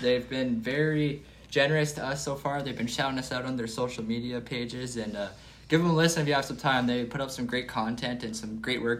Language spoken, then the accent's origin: English; Canada; not as a Senators fan, but as a Canadian hockey fan.